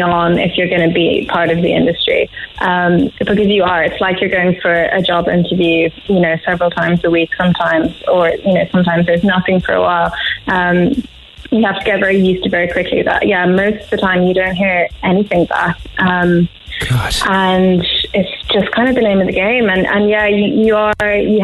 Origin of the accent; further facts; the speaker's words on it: Schull, Munster, Ireland; moved away as an adult; now in London, United Kingdom; I grew up in West Cork in Skull and into Manway as well for a bit. But I've been living in London for like 9 years.